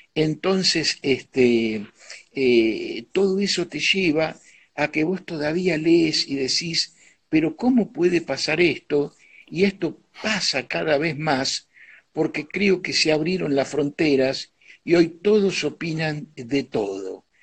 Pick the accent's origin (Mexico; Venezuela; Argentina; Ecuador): Argentina; also born or lived in New York; mi raíz estaba acá